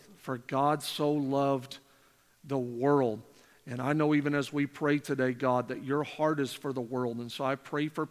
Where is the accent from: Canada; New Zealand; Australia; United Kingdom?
Canada; moved away; I'm born and raised in Canada.